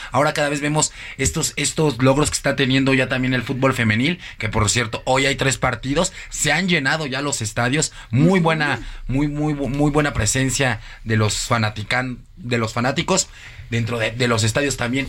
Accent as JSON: {"language": "Spanish", "country": "Mexico", "said": "Nosotros como mexicanos"}